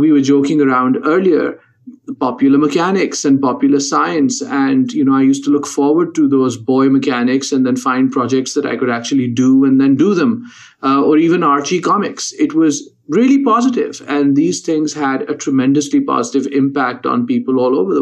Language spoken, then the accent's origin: English; Lahore, Punjab, Pakistan; moved away as an adult; now in United States; I'm originally from Lahore, Pakistan, and I went to college very early at the age of 15